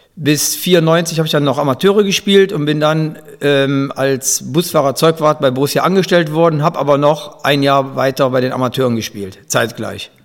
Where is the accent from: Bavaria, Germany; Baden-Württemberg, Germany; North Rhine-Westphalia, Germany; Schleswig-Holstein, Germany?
North Rhine-Westphalia, Germany; Grevenbroich; ich komme aus, aus Gierad und habe in Gierad Fußball gespielt